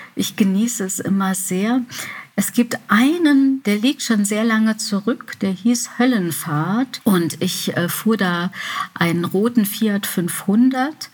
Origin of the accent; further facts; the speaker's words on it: Remscheid, North Rhine-Westphalia, Germany; während Abiturszeiten und so in Remscheid, wo ich geboren bin